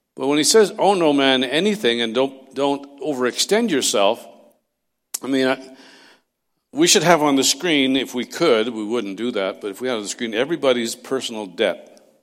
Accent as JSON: {"language": "English", "town": "Castlegar", "region": "British Columbia", "country": "Canada", "tie": "born or raised there", "moved": "yes", "said": "I was raised in Castlegar, not far from there"}